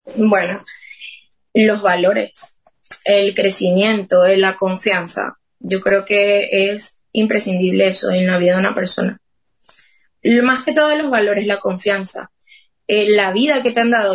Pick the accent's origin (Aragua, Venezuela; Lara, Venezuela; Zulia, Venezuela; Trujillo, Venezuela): Trujillo, Venezuela; Motatán; moved away as an adult; now in Madrid, Spain; Yo vengo de Motatán y Motatán es, somos súper poquitos habitantes